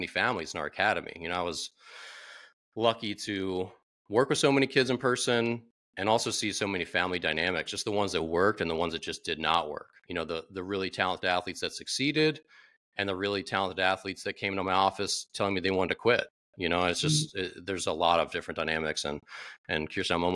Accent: Maryland, United States; now in Washington, DC, United States; I'm from Maryland originally, but not the DC area, but now I live in Washington, DC

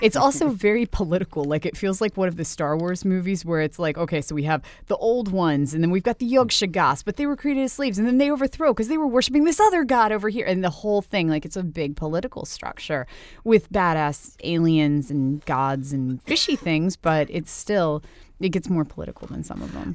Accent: Winchester, Virginia, United States; came from my hometown

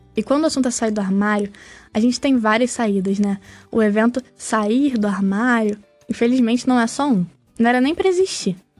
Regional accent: Baixada Fluminense, Rio de Janeiro, Brazil; now in Niterói, Brazil; Eu sou carioca, nascido e criado na Baixada Fluminense do Rio, apesar de hoje em dia morar em Niterói

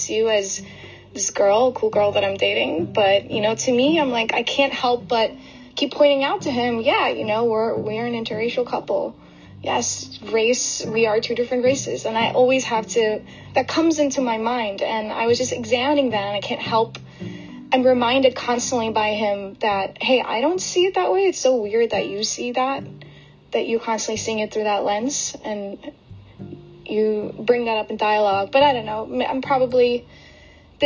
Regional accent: United States; also born or lived in Brooklyn, New York / New Jersey; I am Indian-American.

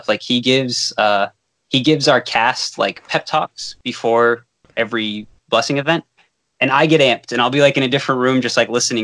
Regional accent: Fall River, Massachusetts, United States; a parkour academy in my hometown, Fall River, Massachusetts

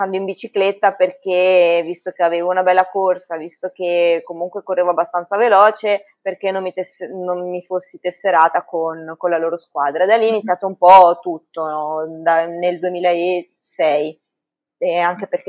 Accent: Ancona, Marche, Italy; sono anconetana, eh, abito al Conero, e classe 78, e sono personal trainer

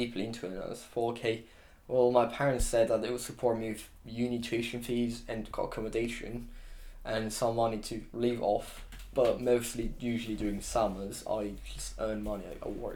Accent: Romania; also born or lived in Exeter, United Kingdom; now in United Kingdom; I'm from Romania

